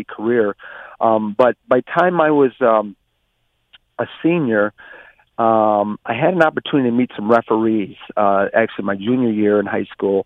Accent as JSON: {"language": "English", "town": "Flint", "region": "Michigan", "country": "United States", "tie": "born or raised there", "said": "In Flint, it's quite an urbanized community, and when I was growing up, the normal games were football and basketball"}